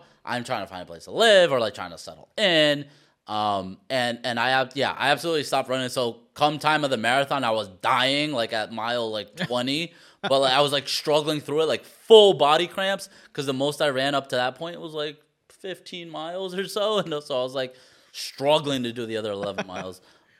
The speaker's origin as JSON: {"language": "English", "town": "Queens", "region": "New York", "country": "United States", "tie": "born there", "said": "I was born in Queens, so it feels like coming back home to me."}